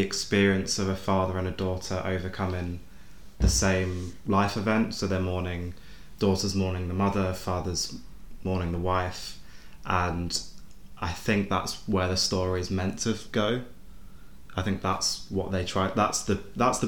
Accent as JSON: {"language": "English", "country": "United Kingdom", "said": "we're British people"}